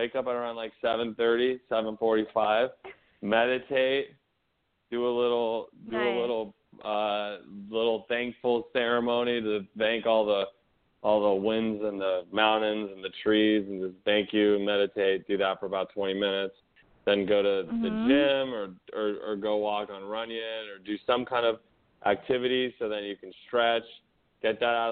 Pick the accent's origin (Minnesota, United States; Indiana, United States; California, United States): California, United States; Los Angeles; I grew up in the Valley. I'm a Valley boy, 818 SFV